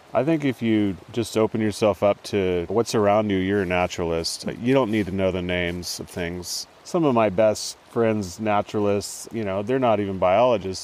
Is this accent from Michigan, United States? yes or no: no; Lewiston, California, United States; until I was 18, the Klamath Mountains were the only place I really knew. I mm. grew mm. up here in a small town on the Trinity River